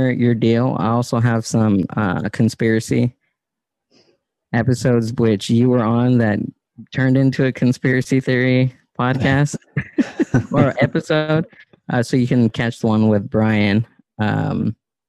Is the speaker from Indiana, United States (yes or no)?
no; Southern California, United States; growing up in SoCal